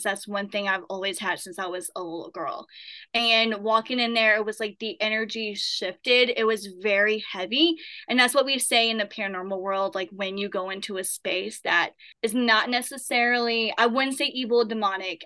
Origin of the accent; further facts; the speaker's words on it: Appalachian Mountains, Southern Appalachia, United States; I have been born and raised in Appalachia Mountains